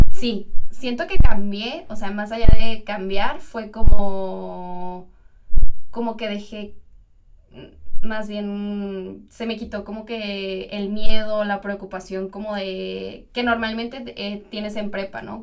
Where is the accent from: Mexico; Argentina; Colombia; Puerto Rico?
Mexico; Toluca, State of Mexico; moved away as an adult; now in Monterrey, Mexico; soy de Toluca